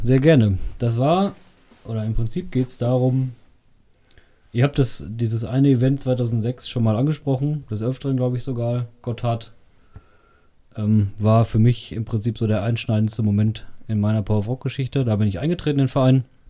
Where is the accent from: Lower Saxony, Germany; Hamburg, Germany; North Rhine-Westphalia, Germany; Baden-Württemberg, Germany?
North Rhine-Westphalia, Germany; Bad Fredeburg; also born or lived in Meschede; ich komme äh, tatsächlich aus Bad Fredeburg. Bin ähm, hier zwar nicht geboren, aber aufgewachsen